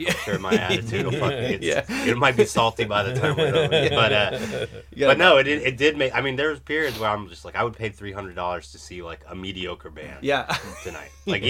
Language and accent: English; Maine, United States; moved away; also born or lived in Providence; growing up in Maine